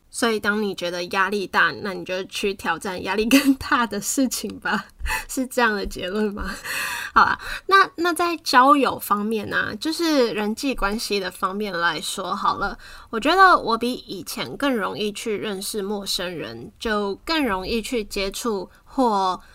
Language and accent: Chinese; Taiwan; moved away; 因为从台湾离开的话，你很清楚，你终究会回来